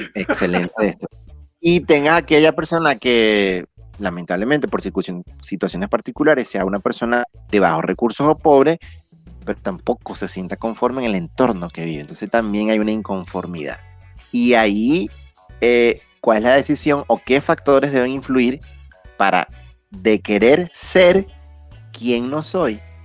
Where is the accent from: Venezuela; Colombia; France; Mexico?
Venezuela; como sociedad venezolana